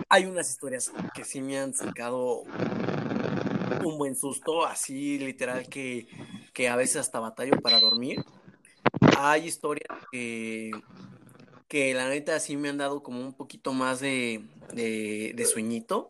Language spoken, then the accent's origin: Spanish; Mexico; como buenos mexicanos, toda nuestra familia estaba en una casa nada más